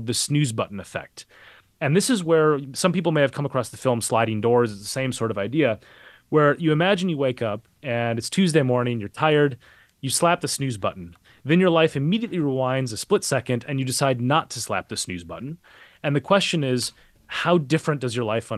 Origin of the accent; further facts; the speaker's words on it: Minneapolis, Minnesota, United States; moved away; I grew up a couple miles away from where he was killed. I'm from Minneapolis originally.